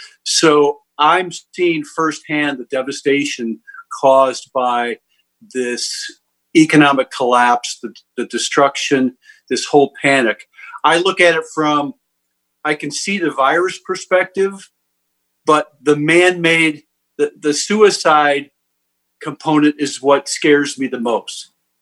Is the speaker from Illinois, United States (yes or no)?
yes; DuPage County, Illinois, United States; I grew up in DuPage County, so pretty much steeped. My household was all about either jazz or politics.